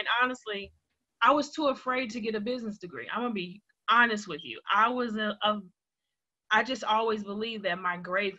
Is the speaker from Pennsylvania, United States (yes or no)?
no; Chicago, Illinois, United States; moved away as an adult; now in Douglasville, United States; I am originally from Chicago, born and raised south side of Chicago.